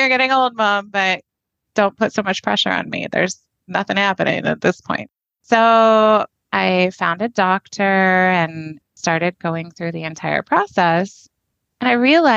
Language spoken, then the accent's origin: English; Fort Worth, Texas, United States; I grew up in the Fort Worth area.